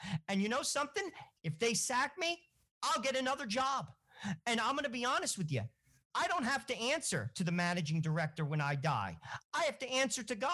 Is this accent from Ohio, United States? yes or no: no; Southern Bergen County, New Jersey, United States; we grew up in Southern Bergen County, New Jersey. I grew up with blue-collar people.